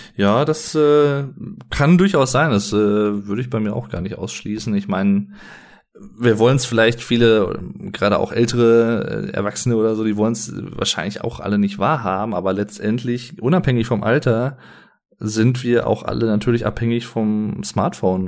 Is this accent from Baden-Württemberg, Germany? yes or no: no; Sauerland, North Rhine-Westphalia, Germany; wie man bei uns im Sauerland sagt